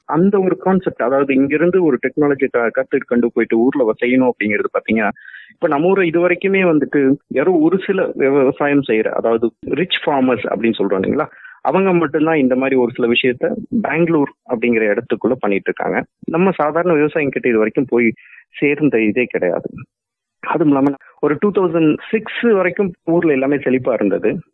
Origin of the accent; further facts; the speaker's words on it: Dharmapuri district, Tamil Nadu, India; moved away as an adult; also born or lived in Queensland, Australia; now in Australia; நான் தமிழ்நாட்டில் தருமபுரிங்கிற டிஸ்ட்ரிக்ட்ல பிறந்தேன்